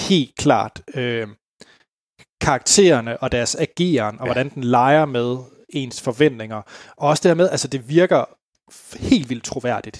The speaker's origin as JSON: {"language": "Danish", "region": "West Jutland", "country": "Denmark", "tie": "born or raised there", "said": "jeg var hjemme i Vestjylland"}